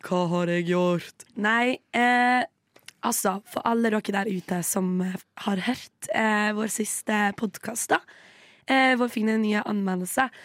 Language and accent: Norwegian; Western Norway, Norway; now in Oslo, Norway; som en vestlending